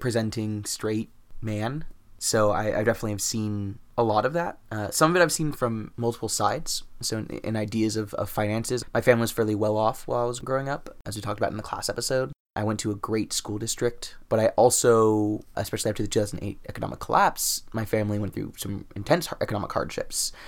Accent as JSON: {"language": "English", "country": "United States", "said": "my privilege as American"}